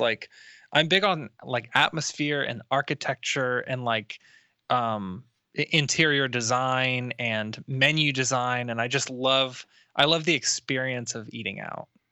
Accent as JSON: {"language": "English", "town": "Tampa", "region": "Florida", "country": "United States", "said": "I'm from Tampa"}